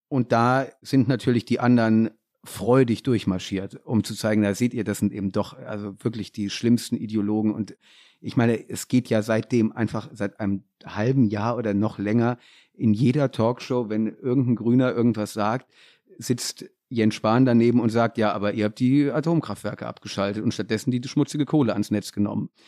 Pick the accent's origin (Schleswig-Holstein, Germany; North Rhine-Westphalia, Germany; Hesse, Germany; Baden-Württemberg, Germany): Hesse, Germany; near Kassel; ich komme auch aus Hessen und da ähm, der Nähe von Kassel.